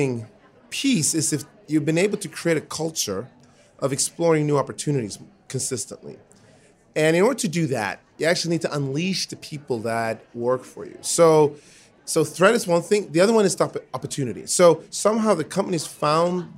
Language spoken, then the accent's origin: English; Sweden; I was born in Sweden to my dad, who's Swedish, and to my mom, who's American.